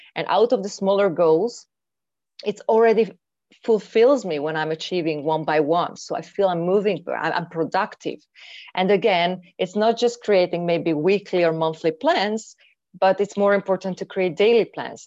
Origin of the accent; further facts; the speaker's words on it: Hungary; moved away as an adult; I'm from Hungary. And recently, I am in Hungary actually, after five years living abroad.